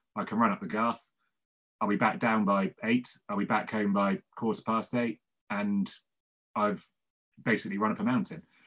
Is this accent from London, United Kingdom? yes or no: no; Devon, South West England, United Kingdom; now in Cardiff, United Kingdom; I'm from Devon originally